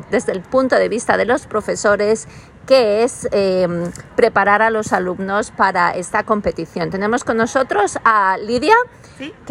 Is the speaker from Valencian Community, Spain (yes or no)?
yes; Valencia, Valencian Community, Spain; now in Brisbane, Australia; soy de Valencia, de España.